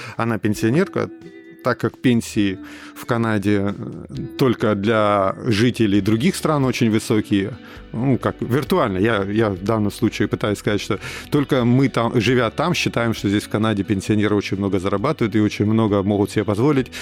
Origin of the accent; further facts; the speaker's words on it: Rostov-on-Don, Rostov Oblast, Russia; moved away as an adult; also born or lived in Saint Petersburg, Russia; now in Toronto, Canada; к Ростову, к моему, где я р-, родился и вырос